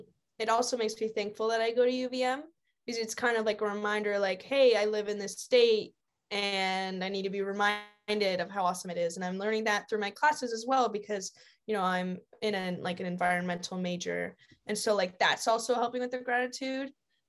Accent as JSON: {"language": "English", "town": "Shelburne", "region": "Vermont", "country": "United States", "tie": "born or raised there", "also_born_or_lived": "Arkansas / Seattle / Cincinnati", "said": "I was born in Arkansas, lived in Seattle for a little, and then I lived outside of Cincinnati and moved to Shelburne when I was about 10."}